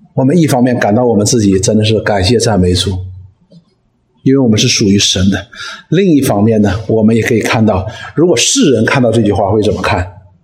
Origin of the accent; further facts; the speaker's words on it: Northeast China, China; 我们东北人